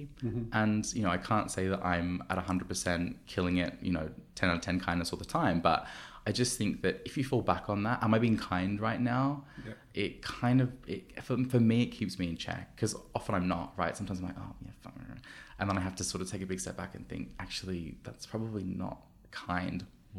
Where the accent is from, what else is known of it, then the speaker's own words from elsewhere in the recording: Sydney, New South Wales, Australia; now in London, United Kingdom; when I first moved to London, so I'm from, if you haven't heard my janky accent, I'm from Australia, I'm from Sydney.